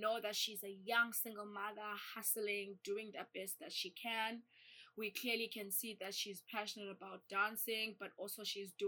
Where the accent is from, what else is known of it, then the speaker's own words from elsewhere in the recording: East London, Eastern Cape, South Africa; accent: twang; moved away; go to East London, I just know that amongst my group of friends, whether we're speaking English or not, I'm the only one who's going to have a twang.